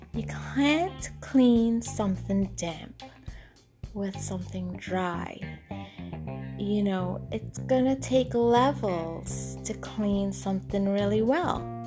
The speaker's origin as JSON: {"language": "English", "country": "Trinidad & Tobago", "tie": "born or raised there", "moved": "yes", "said": "when I was a little girl growing up in Trinidad and Tobago"}